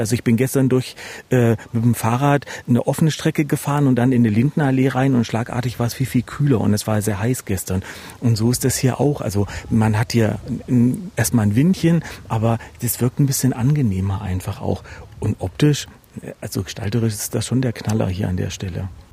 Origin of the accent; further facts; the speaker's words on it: Erfurt, Thuringia, Germany; als Erfurter